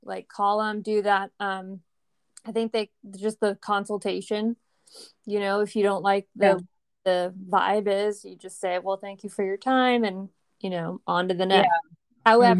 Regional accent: Turkey; English is a second language; And I think that's because I'm from Turkey. And so I grew up kind of hearing that.

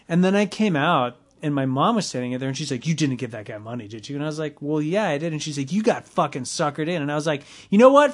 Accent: Los Angeles, California, United States; I grew up in the West Valley

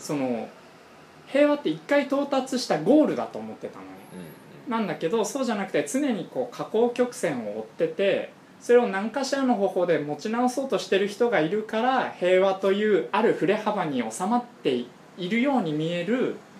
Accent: Yokohama, Kanagawa, Japan; accent: Yokohama dialect; moved away; also born or lived in Rokkasho, Aomori; 俺は横浜で生まれ育って

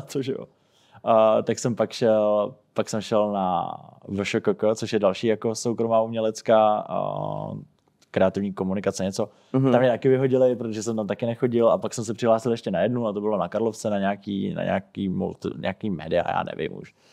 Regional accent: Czechia; jsem byl jako nejenom jako jediný Čech

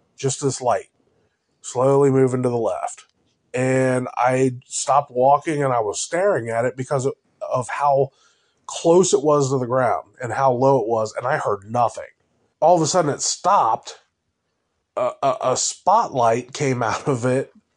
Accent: Cincinnati, Ohio, United States; I grew up in North College Hill in Cincinnati

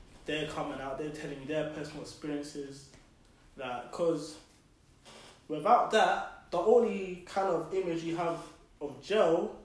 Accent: London, United Kingdom; we're from South

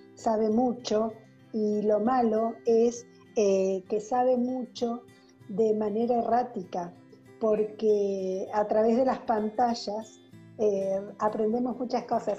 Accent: Argentina; soy psicóloga argentina

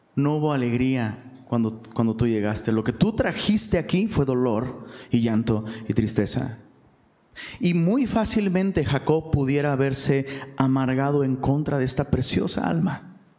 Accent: Taxco, Guerrero, Mexico; also born or lived in Mexico City; now in Monterrey, Mexico; allá en Tasco, de donde soy originario

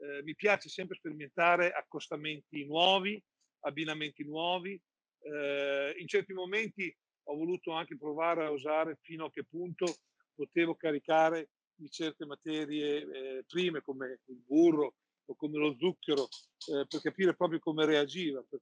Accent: Emilia-Romagna, Italy; io sono innamorato eh, di due panettoni che sono legati alla mia terra. Uno è il marzapane romagnolo

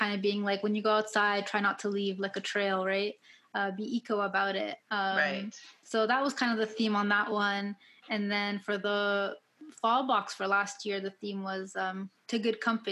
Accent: Ottawa, Ontario, Canada; now in Kitchener-Waterloo, Canada; I first moved here, because I'm originally from Ottawa.

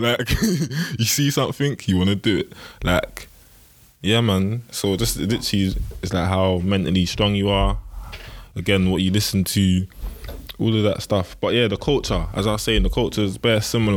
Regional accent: London, United Kingdom; also born or lived in Bexleyheath; I grew up in Peckham

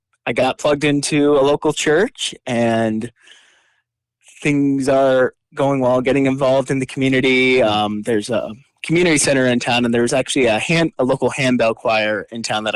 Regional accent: International Falls, Minnesota, United States; I'm from International Falls, Minnesota.

